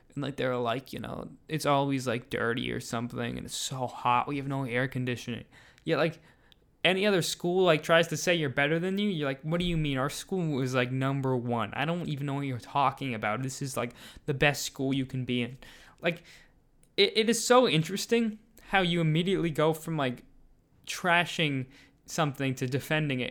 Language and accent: English; United States; as an American